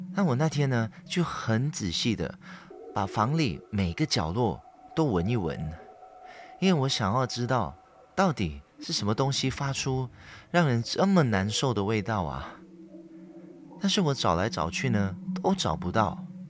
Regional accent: Perak, Malaysia; 在马来西亚，我的家乡，霹雳州

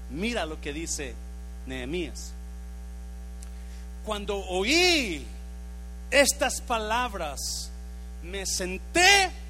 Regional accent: United States; born there; Yo nací en el United States. Yo me hice americano.

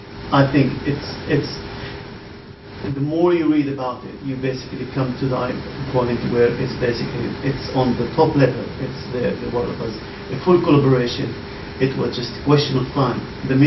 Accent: Shefa-'Amr, Northern District, Israel; I come from Shafa'an, which is on the Galilee.

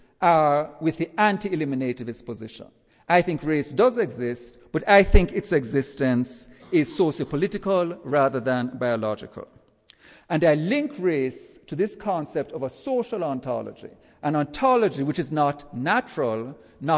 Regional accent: Jamaica; now in United States; As you can tell from my accent, I'm not from around these parts. Let's say I go back to Jamaica, which is where I'm from

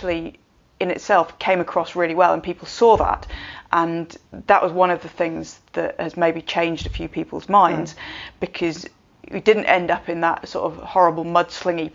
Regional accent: United Kingdom; we're British

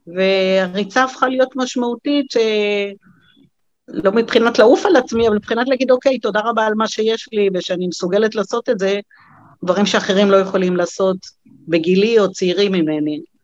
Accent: Beersheba, Southern District, Israel; נולדתי בעיר

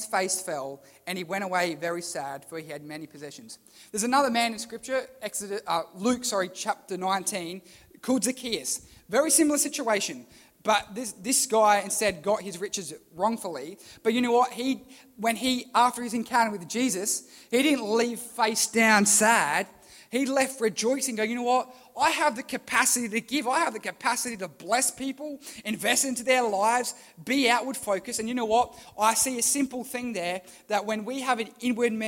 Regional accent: Port Lincoln, South Australia, Australia; where are you from? Port Lincoln

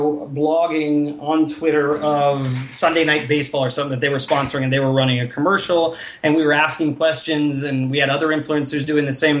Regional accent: South Bend, Indiana, United States; moved away as an adult; I grew up in South Bend

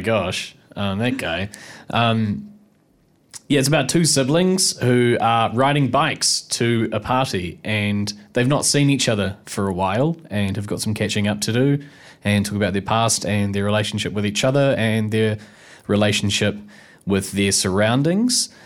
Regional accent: Nelson, New Zealand; moved away as an adult; now in Wellington, New Zealand; I'm from, uh, Wakatu Nelson originally.

